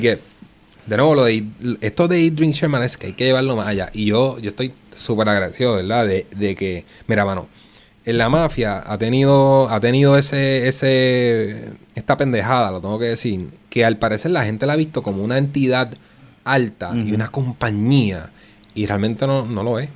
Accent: Puerto Rico; first language Spanish; yo soy puertorriqueño y el español es nuestro idioma

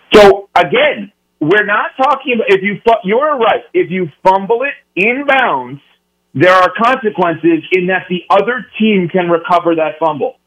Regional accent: New York, United States; moved away; also born or lived in University of Wisconsin; I'm from New York originally

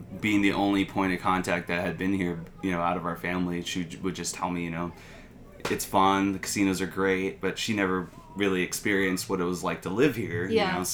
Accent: San Antonio, Texas, United States; moved away as an adult; also born or lived in Los Angeles; now in Las Vegas, United States; I'm originally from San Antonio, Texas

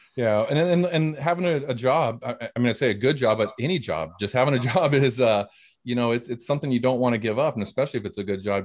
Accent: Hayward, California, United States; moved away as an adult; now in Alabama, United States; I'm originally yeah. from California was uh, born and raised in the Bay Area, Hayward, California, and um, uh, now I live in the South, live in Alabama

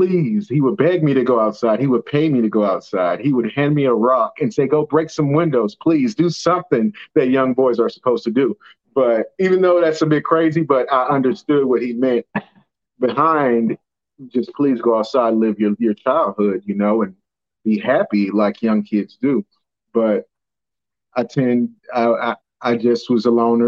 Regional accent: Miami, Florida, United States; also born or lived in St. Louis, Missouri; at the age of 9 years old, we left St. Louis And we moved to Miami, Florida

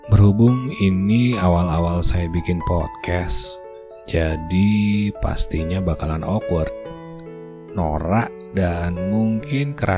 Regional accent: Bandung, West Java, Indonesia; born there; Asli Indonesia. Kelahiran Bandung sekian puluh tahun yang lalu, membuat centok Sundani saya sudah pasti fasih.

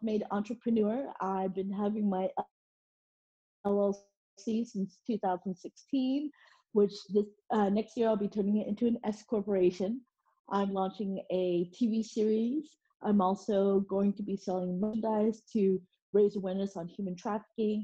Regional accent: Oklahoma, United States; also born or lived in South Korea / Dallas, Texas; I grew up in Oklahoma

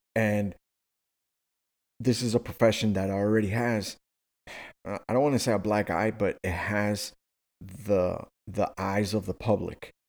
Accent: Miami, Florida, United States; my hometown or where I was born, not born, but, you know, where I, where I was raised

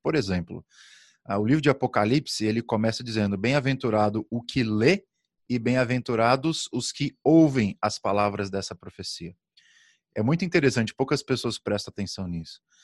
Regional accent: Brazil; Como bom brasileiro que sou

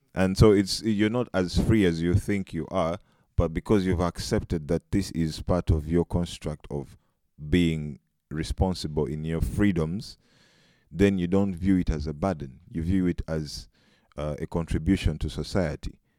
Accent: Uganda; moved away as an adult; now in Netherlands; I'm uh, a Ugandan by nationality and African. I've been in the Netherlands for close to four years

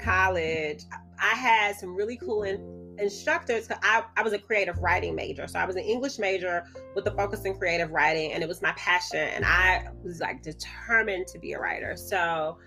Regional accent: Birmingham, Alabama, United States; I'm from Birmingham, Alabama.

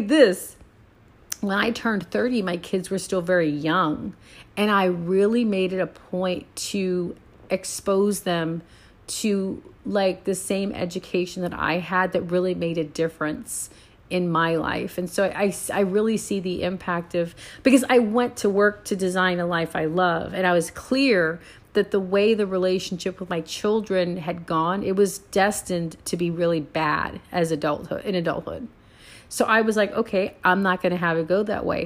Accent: San Antonio, Texas, United States; also born or lived in Puerto Rico; now in Houston, United States; I'm from San Antonio, born and raised

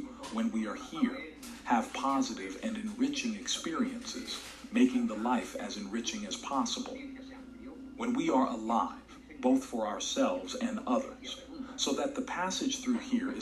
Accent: Vigo, Galicia, Spain; moved away; also born or lived in Las Palmas de Gran Canaria, Canary Islands; I used to live in Canary Islands and work there because I am from Vigo. I'm Galician.

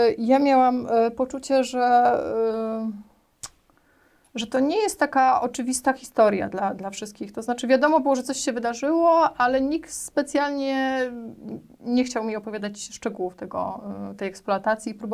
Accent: Warsaw, Masovian Voivodeship, Poland; przyjechałam z Warszawy i że nic nie wiem o Śląsku, że nie jestem stąd.

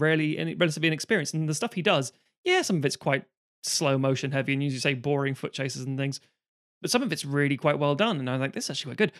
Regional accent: United Kingdom; growing up in Britain, you get a Saturday or a Sunday T V thing

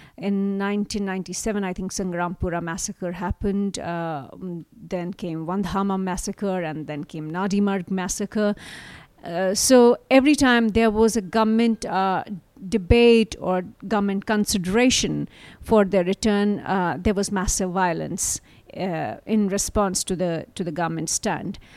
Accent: Jammu and Kashmir, India; moved away; I grew up, I was born and brought up in Kashmir.

